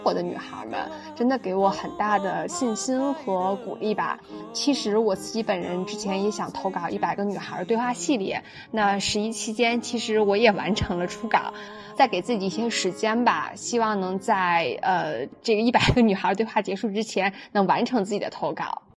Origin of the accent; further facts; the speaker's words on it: Harbin, Heilongjiang, China; also born or lived in Beijing; now in Shenzhen, China; 在北京待了十年之后，工作调动到了深圳。我本人实现了从最北，因为我家乡是哈尔滨的，到最南的一个跨越。